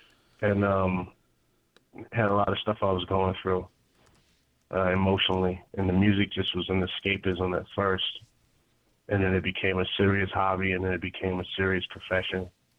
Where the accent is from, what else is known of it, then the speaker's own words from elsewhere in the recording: Queens, New York, United States; Queens is just a playground of creativity, honestly. You know, Queens is one of those spots where a lot of different cultures obviously exist.